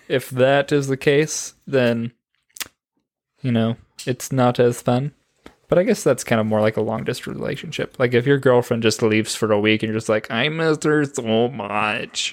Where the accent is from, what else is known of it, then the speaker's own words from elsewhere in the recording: Oregon, United States; moved away; I grew up in Oregon.